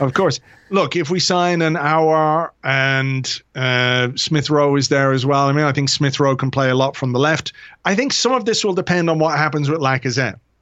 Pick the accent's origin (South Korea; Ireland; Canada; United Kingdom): Ireland; I'm an Irish guy